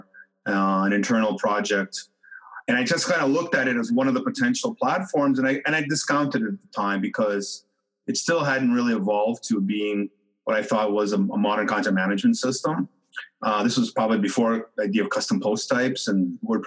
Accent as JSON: {"language": "English", "town": "Detroit", "region": "Michigan", "country": "United States", "tie": "born or raised there", "moved": "as an adult", "lives_now": "Toronto, Canada", "said": "I'm originally from Michigan. I grew up in the Detroit suburbs area"}